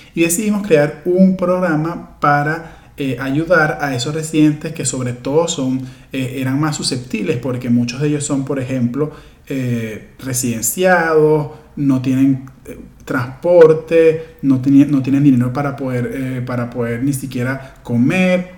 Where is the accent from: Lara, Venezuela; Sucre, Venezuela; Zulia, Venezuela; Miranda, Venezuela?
Lara, Venezuela; Barquisimeto; soy de, de Lara, de Barquisimeto